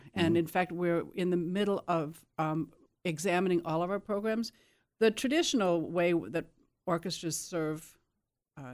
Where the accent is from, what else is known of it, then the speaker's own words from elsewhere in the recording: Burlington, Wisconsin, United States; born there; I was born in Burlington, Wisconsin, in the southeast corner, now almost a suburb of Milwaukee.